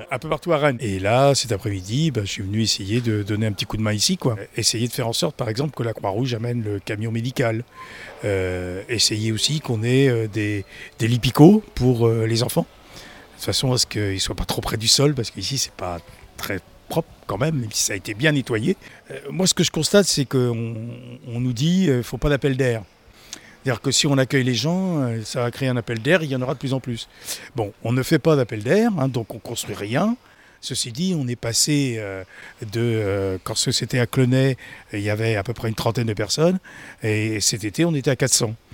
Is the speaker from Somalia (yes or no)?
yes; Somalia; now in France; De Somalie.